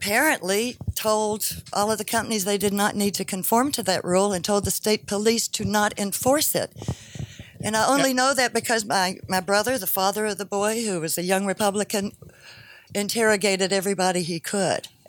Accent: Eastern Kentucky, United States; I grew up in Eastern Kentucky.

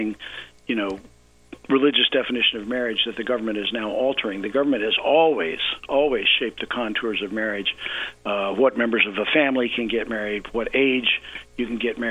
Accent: the South, United States; I grew up in the South

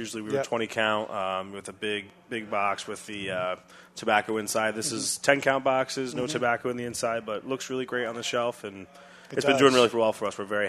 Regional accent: Rhode Island, United States; I'm from Rhode Island, so down in Rhode Island.

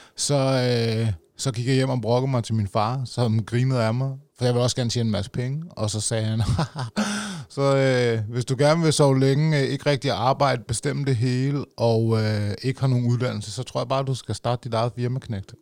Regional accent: Roskilde, Zealand, Denmark; jeg stammer fra, jeg kan også godt høre det, i Roskilde.

